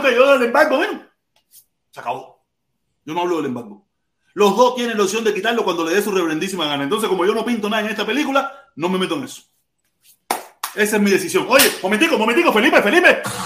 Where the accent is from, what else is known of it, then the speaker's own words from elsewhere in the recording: Havana, Cuba; moved away; nací en La Habana, en el Vedado, pero parece que tengo mi influencia pinareña